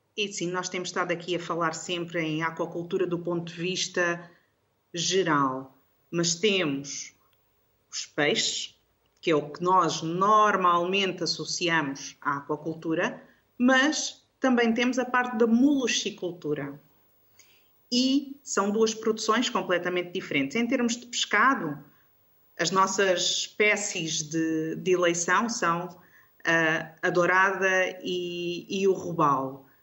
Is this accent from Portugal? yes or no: yes; Algarve, Portugal; eu sou algarvia